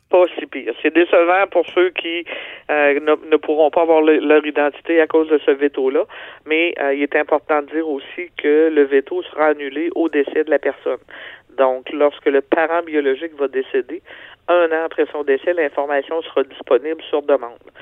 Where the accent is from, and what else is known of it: Quebec, Canada